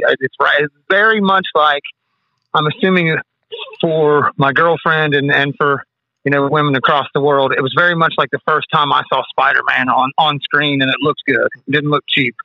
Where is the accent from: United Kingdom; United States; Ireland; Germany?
United States; West Virginia; I'm from West Virginia